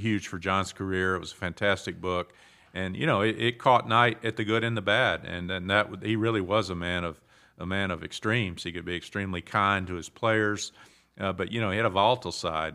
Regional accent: Southern Pines, North Carolina, United States; moved away as an adult; also born or lived in Pinehurst / New York; I was born in the hospital in Pinehurst, which was then, uh, called Mor-, Memorial Hospital, and I grew up in Southern Pines

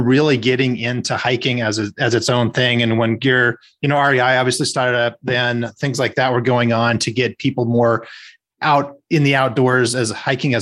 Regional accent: Southwest Montana, United States; moved away as an adult; also born or lived in Washington; growing up in Southwest Montana, my dad is a forest ranger

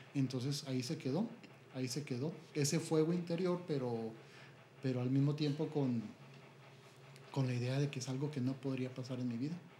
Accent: Chihuahua, Mexico; Soy originario de aquí, de Chihuahua.

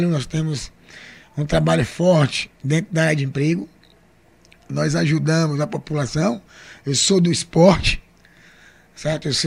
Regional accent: Camaçari, Bahia, Brazil; da população de Camaçari, então eu escuto todo mundo. Eu, aqui a gente está na Rua da Bandeira, mas eu morei a minha vida toda ali na Rua Rio Madeira.

